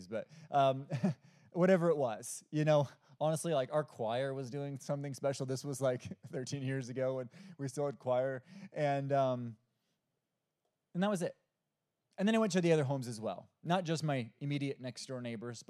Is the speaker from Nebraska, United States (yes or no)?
yes; Omaha, Nebraska, United States; also born or lived in Iowa; now in Hickory, United States; I'm originally from Omaha, Nebraska. I lived in Iowa for seven years actually, and I moved to North Carolina about 13 years ago.